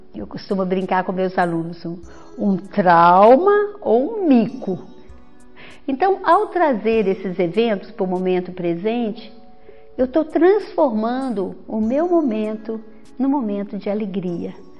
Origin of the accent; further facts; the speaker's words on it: interior of Minas Gerais, Brazil; moved away as an adult; also born or lived in Belo Horizonte, Brazil; now in Vitória, Brazil; eu sou mineira, vim do interior de Minas